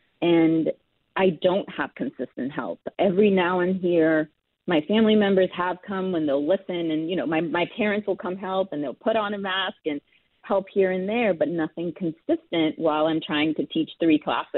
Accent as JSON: {"language": "English", "country": "India", "tie": "born or raised there", "moved": "yes", "said": "I'm Indian. I was born in India. I immigrated here."}